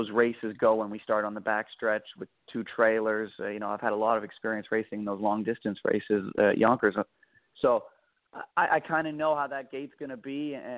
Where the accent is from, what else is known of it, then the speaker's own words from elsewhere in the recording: Canada; moved away; I'm from Canada, and I drove a bit for them. I drove a bit for them back home